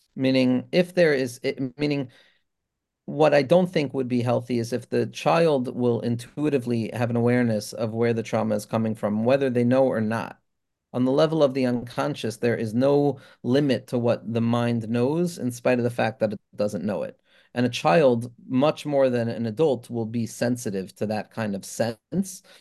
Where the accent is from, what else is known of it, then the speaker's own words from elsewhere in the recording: Five Towns, New York, United States; a Five Towns Jewish boy